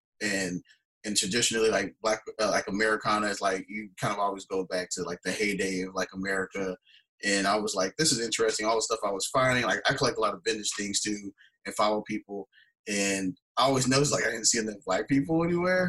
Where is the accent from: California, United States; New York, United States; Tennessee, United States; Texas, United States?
Texas, United States; Houston; I'm born and raised in Houston, Texas.